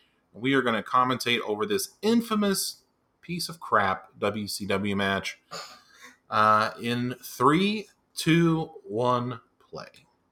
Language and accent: English; West Virginia, United States; I'm from West Virginia, the land of coal mining